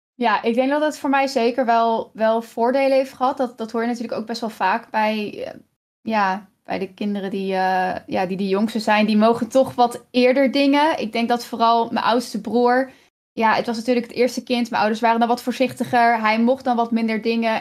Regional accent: Kampen, Overijssel, Netherlands; moved away; ik ben dus opgegroeid in Kampen, in echt een groot huis

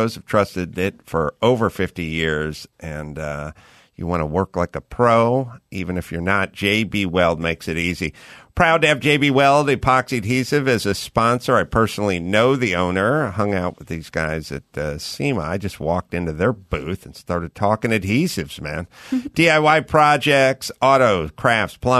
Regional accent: Los Angeles, California, United States; I grew up in Los Angeles

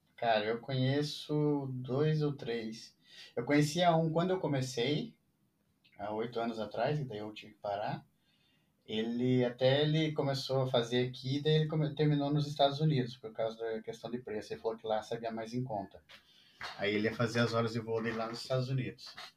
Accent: Brazil; moved away as an adult; also born or lived in Italy; Eu saí do Brasil, fui pra Itália, fiquei um tempo lá, fiz meu documento lá na Itália e vim pra cá

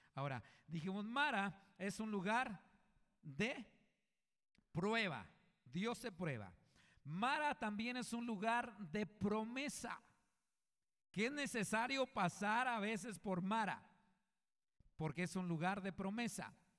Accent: Coahuila, Mexico; yo vengo de, de un rancho, de Coahuila yo soy de Coahuila, y vengo de una familia numerosa

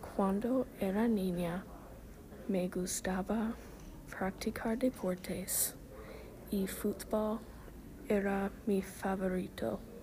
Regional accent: Oklahoma, United States; Spanish is a second language; Cuando era niña, viví en Oklahoma. Ahora vivo en Oklahoma.

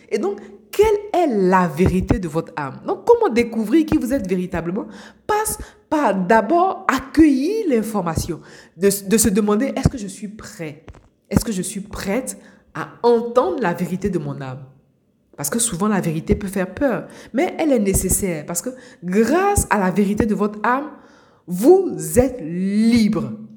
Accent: Abidjan, Côte d’Ivoire; now in Europe; moi je suis euh, née à Abidjan, en Côte d'Ivoire. J'ai grandi à Abidjan, en Côte d'Ivoire. Aujourd'hui, je vis euh, en Europe

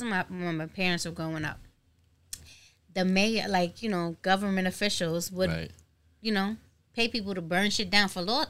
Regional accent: New York City, New York, United States; Growing up in Brooklyn

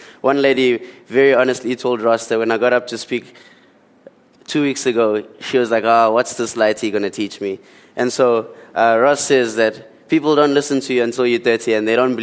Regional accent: Port Edward, KwaZulu-Natal, South Africa; also born or lived in Eastern Cape / Durban; I come from the Eastern Cape. And then at around 6 or 7 years old, I moved to Port Edward down on the lower south coast. And then I finished primary school there, and then I went to high school here in Durban.

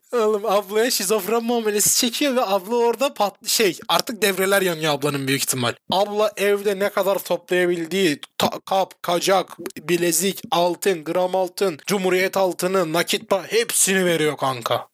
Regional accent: Turkey; sen ben Türk'üz

